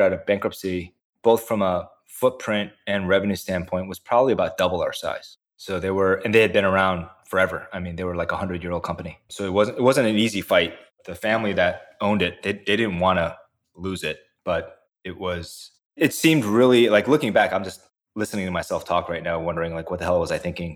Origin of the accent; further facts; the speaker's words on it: the Midwest near Indiana, United States; also born or lived in South Korea; I grew up in the Midwest near Indiana